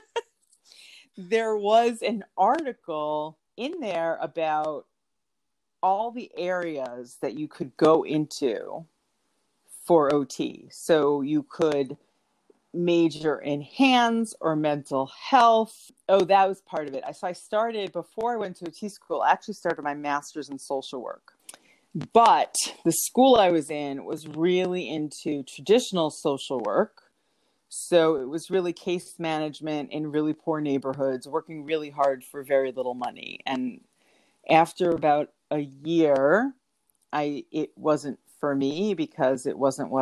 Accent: New York, United States; moved away as an adult; also born or lived in Florida; I'm from New York originally

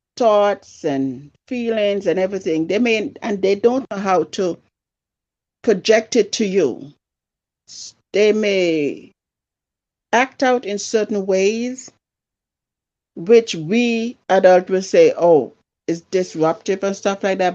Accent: Antigua & Barbuda; also born or lived in San Francisco; now in Buffalo, United States; me growing up in my country, Antigua. Don't know if you've ever heard of that, but that's in the West Indies. I was mostly raised by my grandparents

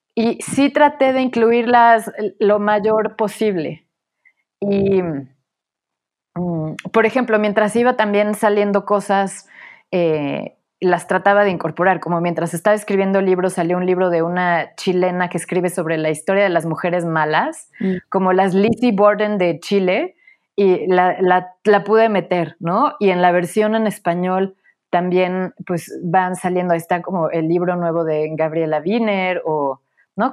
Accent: Puebla, Mexico; moved away as an adult; also born or lived in Mexico City; Nací en la Ciudad de México, crecí en Puebla

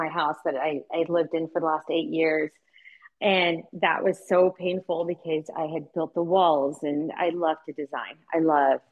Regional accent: Seattle, Washington, United States; moved away; I grew up in Seattle when we moved here

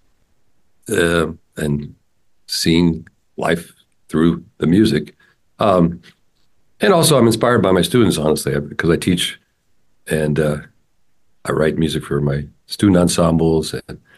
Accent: Santa Rosa, California, United States; I grew up in Santa Rosa, which is north of San Francisco

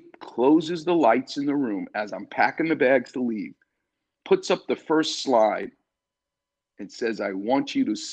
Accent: New York City, New York, United States; I'm from the streets of New York. I'm from Far Rockaway.

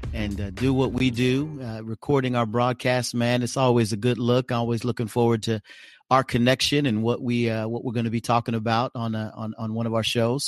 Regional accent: Oklahoma, United States; now in Omaha, United States; I'm from Oklahoma, though I live in Omaha, Nebraska.

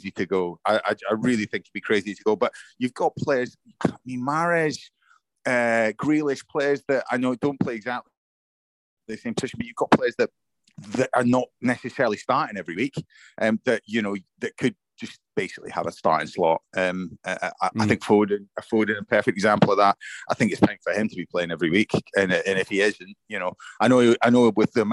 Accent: Scotland, United Kingdom; as a Scotsman

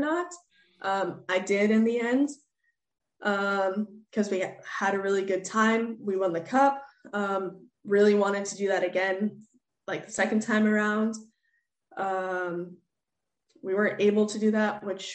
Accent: United States; moved away as an adult; also born or lived in Sweden; growing up in the States

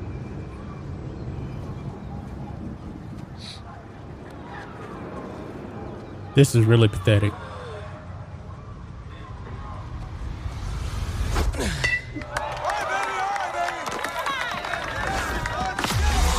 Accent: Texas, United States; I grew up in Texas

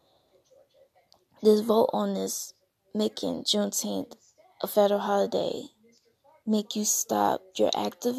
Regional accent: United States; I'm African American.

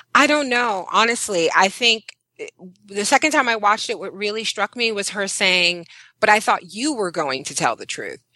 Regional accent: New York City, New York, United States; I'm from Brooklyn, New York.

